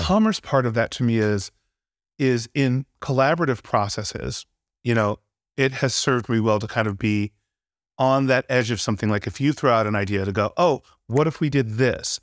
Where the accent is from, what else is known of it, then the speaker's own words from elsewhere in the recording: Santa Barbara, California, United States; moved away as an adult; growing up in Santa Barbara, I, I was into music